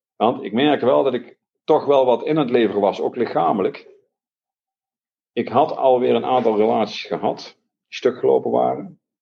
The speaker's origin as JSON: {"language": "Dutch", "town": "Eindhoven", "region": "North Brabant", "country": "Netherlands", "tie": "born or raised there", "said": "Ik ben opgegroeid in Eindhoven"}